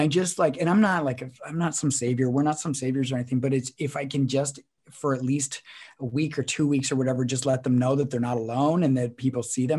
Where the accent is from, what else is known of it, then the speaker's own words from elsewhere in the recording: Canada; we're a Canadian podcaster